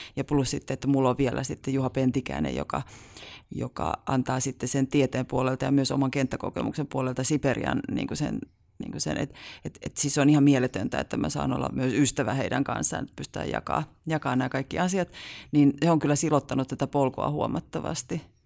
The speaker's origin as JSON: {"language": "Finnish", "town": "Haukivuori", "region": "South Savo", "country": "Finland", "tie": "born or raised there", "said": "mä oon kotoisin Haukivuorelta, et mm. ihan myös hyvin pieneltä paikkakunnalta"}